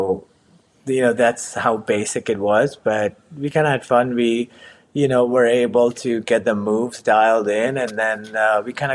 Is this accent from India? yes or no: yes; Mumbai, Maharashtra, India; moved away as an adult; also born or lived in Savannah, United States; now in Hoboken, United States; I grew up in Mumbai, got my bachelor in architecture.